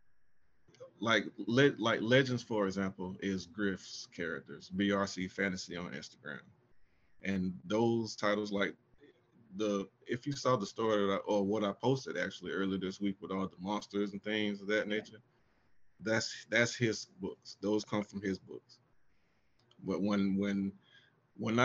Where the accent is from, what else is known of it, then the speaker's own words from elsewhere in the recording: Augusta, Georgia, United States; now in Atlanta, United States; I'm originally from Augusta, Georgia, and currently live in Atlanta.